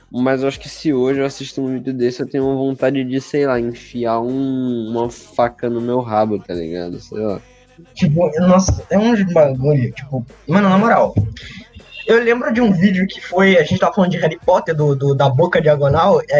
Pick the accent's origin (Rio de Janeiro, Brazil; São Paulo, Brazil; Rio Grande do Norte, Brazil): Rio de Janeiro, Brazil; accent: carioca; eu mesmo tendo um sotaque carioca